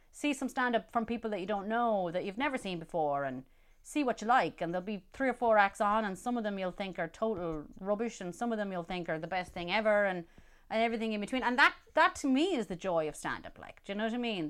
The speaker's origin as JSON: {"language": "English", "town": "Roscommon", "region": "Connacht", "country": "Ireland", "tie": "born or raised there", "said": "growing up in Roscommon"}